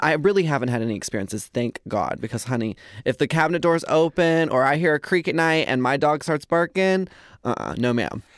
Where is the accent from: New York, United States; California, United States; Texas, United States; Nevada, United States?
Texas, United States; Carrollton; we were born and raised in Carrollton, Texas